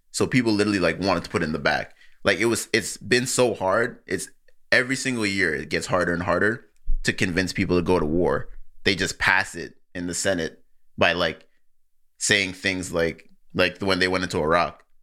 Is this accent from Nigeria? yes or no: yes; Nigeria; I'm Nigerian